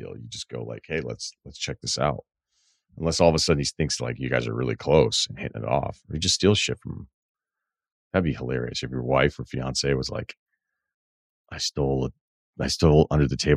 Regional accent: Midwest, United States; I am from the Midwest originally, so you also nailed that.

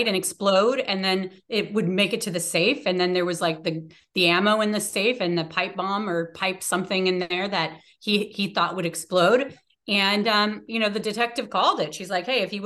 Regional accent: Washington, United States; also born or lived in New York; when we moved to Washington, when I was one

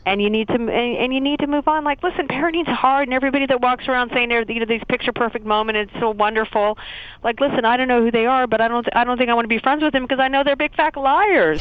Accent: Tulsa, Oklahoma, United States; moved away; I'm from Tulsa, Oklahoma

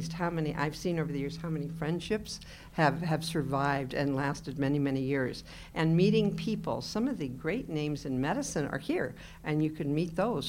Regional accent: Pacific Northwest, United States; now in Midwest, United States; I'm from the Pacific Northwest.

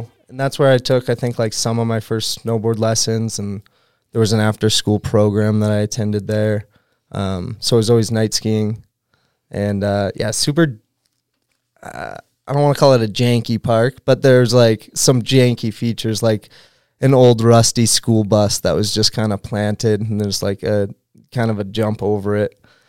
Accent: Newburyport, Massachusetts, United States; Great place to grow up. It's absolutely beautiful. And for me, it was ideal because there was a skate park in my hometown.

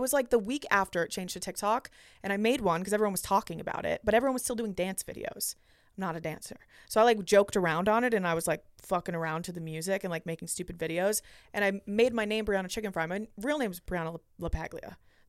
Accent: Boston, Massachusetts, United States; moved away as an adult; also born or lived in Cleveland, Ohio / Los Angeles; and I'm from Boston.

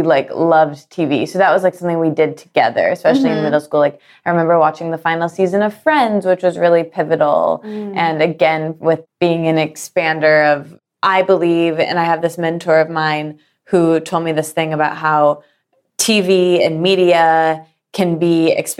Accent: Midwest, United States; born or raised there

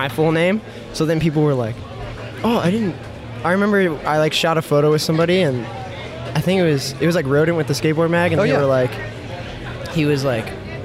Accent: Jupiter, Florida, United States; moved away as an adult; now in California, United States; I'm from Jupiter

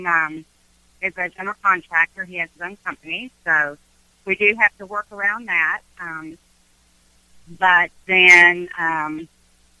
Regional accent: Virginia, United States; moved away as an adult; now in Charlotte, United States; We grew up in Virginia

